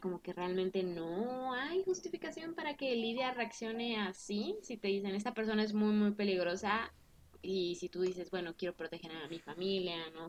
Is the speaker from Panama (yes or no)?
no; Mexico; yo soy mexicana y he vivido toda mi vida en México